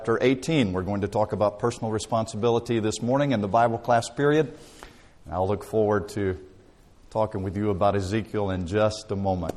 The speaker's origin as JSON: {"language": "English", "town": "Dothan", "region": "Alabama", "country": "United States", "tie": "born or raised there", "said": "I grew up in Dothan, Alabama, and lived there all of my life until I went away to college"}